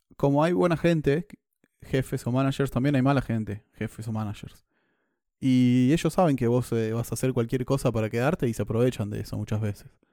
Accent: Argentina; moved away; siendo argentino

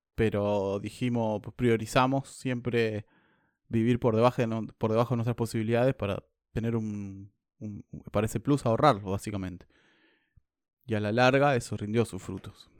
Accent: Argentina; moved away as an adult; now in New Zealand; soy argentino

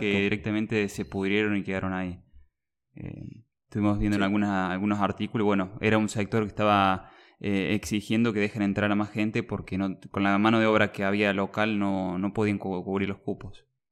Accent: Argentina; yo tengo 32 años, eh, soy de Argentina

